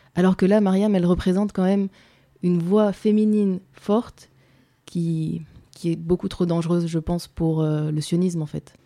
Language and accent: French; France; moi j'ai grandi en France, je suis française